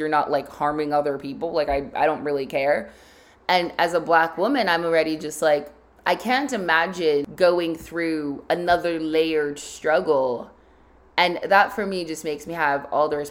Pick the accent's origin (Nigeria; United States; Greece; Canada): Nigeria; as just a Nigerian and a black woman